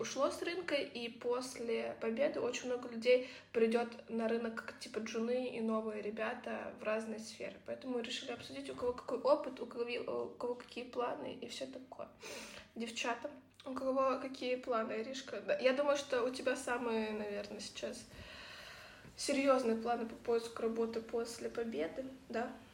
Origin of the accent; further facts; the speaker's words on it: Kyiv, Ukraine; moved away as an adult; Мы подружки из Киева, которых э, вторжение полномасштабной России на нашу территорию, на территорию нашей прекрасной страны Украины, раскидало по миру